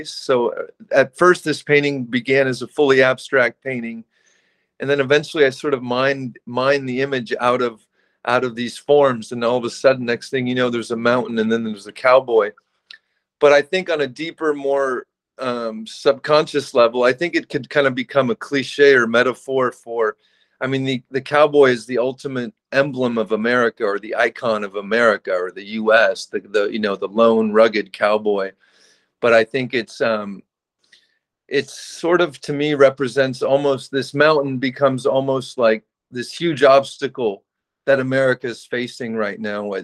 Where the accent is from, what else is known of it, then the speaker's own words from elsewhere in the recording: California, United States; I think the pool for me is an interesting icon to work with growing up in California because it has such this sort of utopian image, the pool.